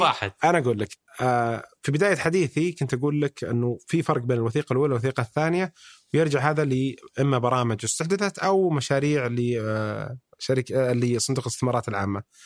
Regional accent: Saudi Arabia; احنا كسعوديين

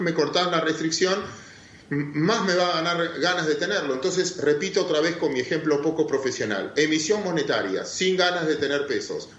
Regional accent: Argentina

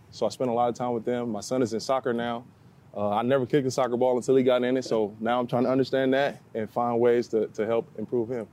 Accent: Cahokia, Illinois, United States; back in my hometown, Cokie, Illinois

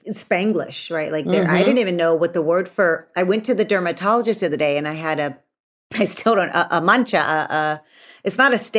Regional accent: Texas, United States; I'm from Texas and we make flour tortillas.

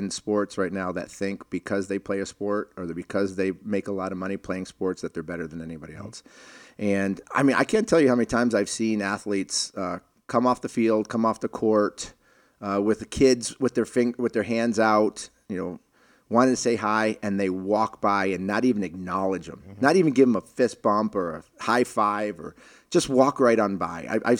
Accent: Boston, Massachusetts, United States; So I grew up in Boston, and you know, during the 70s, and Rick Middleton was my idol. I actually moved around a lot

